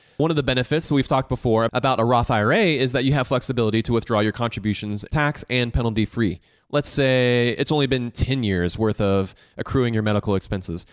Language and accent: English; the South, United States; I grew up here in the South